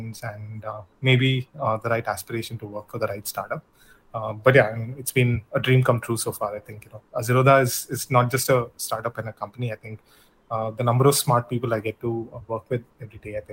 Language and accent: English; Bangalore, Karnataka, India; also born or lived in Canada; in Bangalore, which is my hometown back then